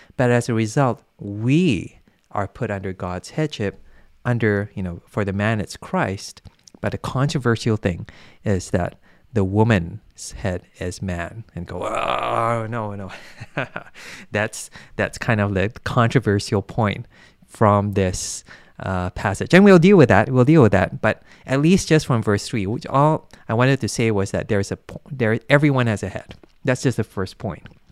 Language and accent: English; Malaysia; I come from Malaysia